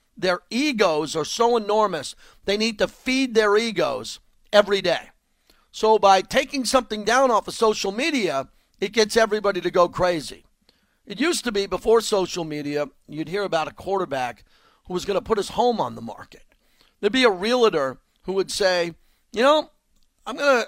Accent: North Massapequa, New York, United States; now in Las Vegas, United States; I was born in North Massapequa, Long Island. The next town over to me was Hicksville

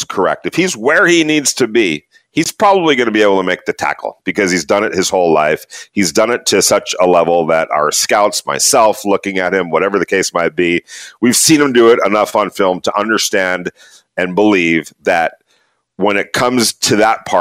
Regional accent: Ventura, California, United States; When I was a kid, grew up in Southern California, and just so happened, 20 minutes from where I grew up, Thousand Oaks, California, I grew up in Ventura

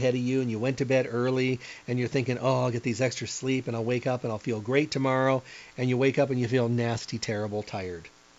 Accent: Midwest, United States; moved away; I came from the Midwest where ketchup was considered hot

